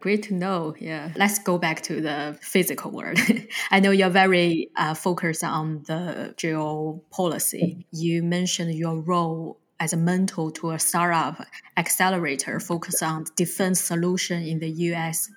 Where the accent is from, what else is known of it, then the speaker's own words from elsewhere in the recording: China; also born or lived in New Zealand; now in United Kingdom; I'm originally from China and I lived in New Zealand, but now I'm based in the UK.